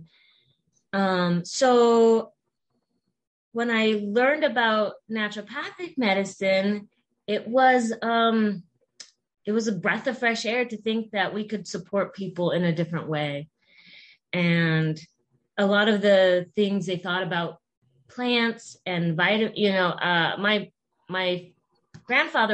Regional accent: Nebraska, United States; now in Washington, United States; I'm originally from Nebraska

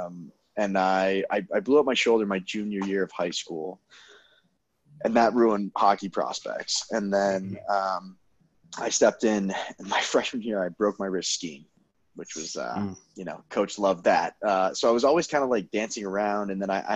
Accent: Denver, Colorado, United States; I was born and raised in Denver, Colorado

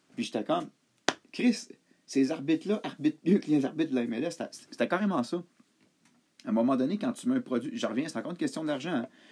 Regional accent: Montreal, Quebec, Canada; j'ai grandi à Montréal

